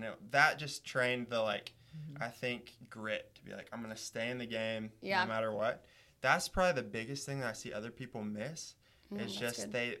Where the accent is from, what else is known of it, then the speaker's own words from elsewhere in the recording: Tennessee, United States; I'm a feller from Tennessee.